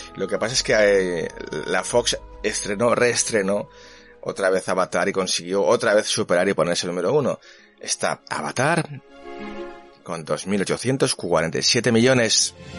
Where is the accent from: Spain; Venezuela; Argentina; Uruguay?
Spain; Catalonia; yo soy catalán